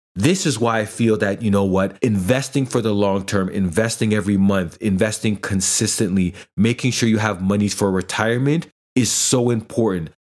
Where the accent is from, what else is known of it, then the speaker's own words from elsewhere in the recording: Toronto, Ontario, Canada; I'm Jamaican background, I grew up kind of in the urban community here in the GTA